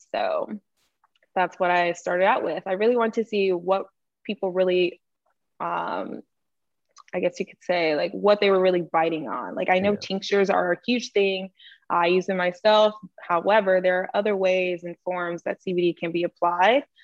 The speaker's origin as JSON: {"language": "English", "region": "North Carolina", "country": "United States", "moved": "yes", "lives_now": "Los Angeles, United States", "said": "I am originally from North Carolina and currently now located in Los Angeles, California"}